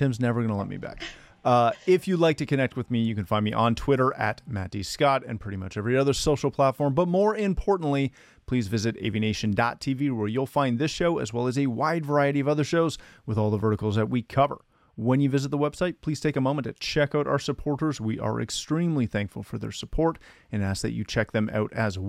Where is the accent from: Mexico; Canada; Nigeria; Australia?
Canada; We do well in this one. We do well in this one as a rule.